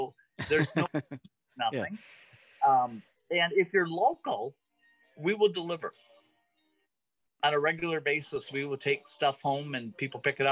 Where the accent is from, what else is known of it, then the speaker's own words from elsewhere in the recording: Zeeland, Michigan, United States; also born or lived in Grand Rapids, Michigan; I grew up in Zeeland